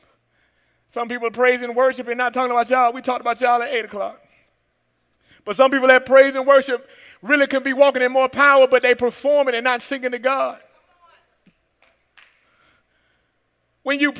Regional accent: Atlanta, Georgia, United States; from Atlanta, Georgia

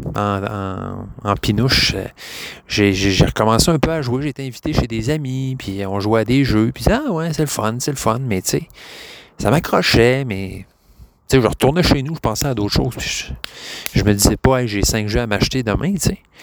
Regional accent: Quebec, Canada; je suis québécois

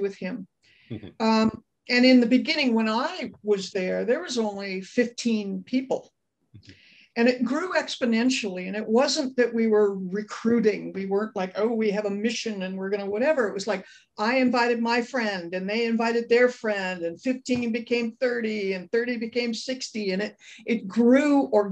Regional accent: Los Angeles, California, United States; I grew up in Brentwood, California

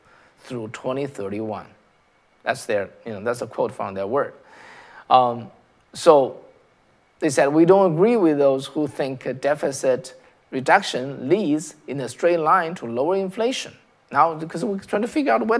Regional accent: China; now in United States; I came from China, right? I came from China.

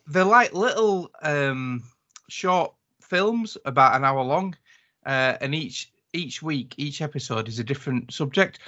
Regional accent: United Kingdom; accent: British; my British accent

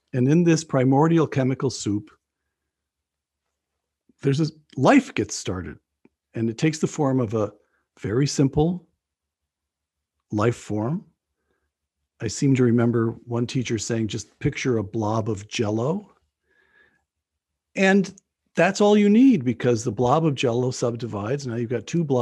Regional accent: upstate New York, United States; I'm a product of the American educational system, public schools in upstate New York.

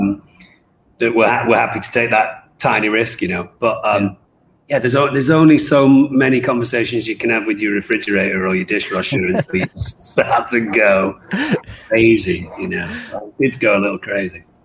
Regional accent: England, United Kingdom; myself being English

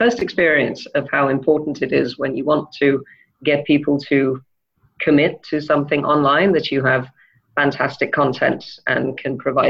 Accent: Denmark; also born or lived in England / Wales / France / Spain; Well, I was born in England and we moved to Denmark when I was almost 4. Apart from a short stint in Saudi Arabia, we were there until I went to Wales to go to university when I was 17.

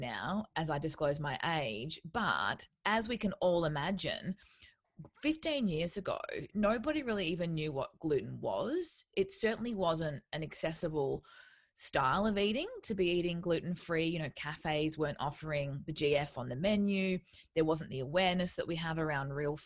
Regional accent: Townsville, Queensland, Australia; moved away as an adult; I moved away from where I grew up in Townsville

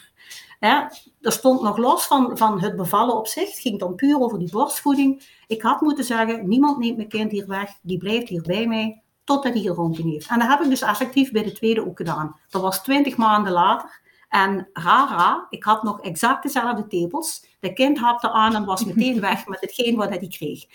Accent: Limburg, Flanders, Belgium; accent: Limburgs; met een Limburgs accent, maar dat kan ik ook niet wegsteken

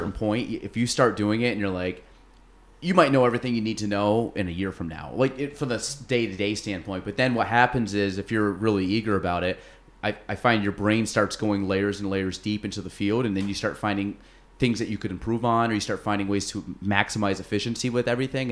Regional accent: Chase City, New York, United States; also born or lived in Plattsburgh, New York; I grew up in Chase City, went to Plattsburgh State, and then I live in Morrisonville now.

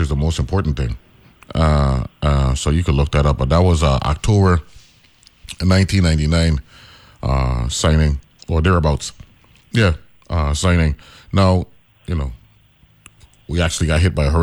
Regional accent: U.S. Virgin Islands; We got the American virgins, which is us

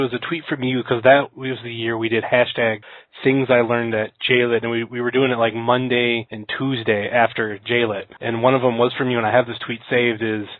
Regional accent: near Kent, Ohio, United States; also born or lived in Akron, Ohio; I'm living in Akron, but I'm from Kent. Closer to Kent, really. I can't say from Kent. I grew up in a small town.

